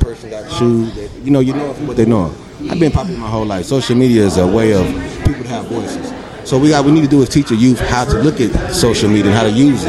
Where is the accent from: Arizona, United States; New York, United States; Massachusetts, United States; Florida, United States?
Arizona, United States; Phoenix; Right here, born and raised. I'm a Phoenician.